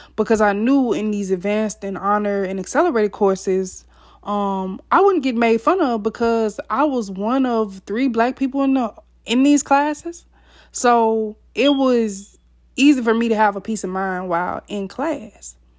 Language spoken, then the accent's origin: English; Mississippi, United States; I was born and raised in Mississippi